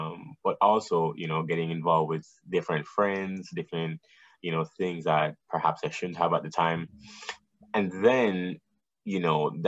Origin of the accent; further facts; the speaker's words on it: Kingston, Jamaica; moved away; also born or lived in New Jersey; I'm from Jamaica, Kingston, Jamaica. Mm-hmm. I was born and raised there